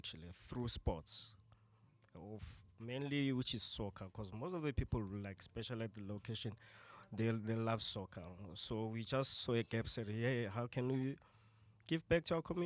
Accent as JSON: {"language": "English", "town": "Tembisa", "region": "Gauteng", "country": "South Africa", "said": "I'm from Tembisa."}